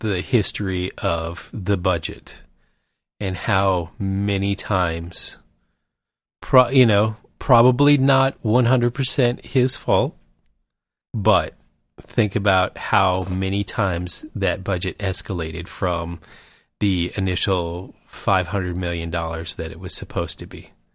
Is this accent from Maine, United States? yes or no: no; Michigan, United States; moved away; We're from Michigan.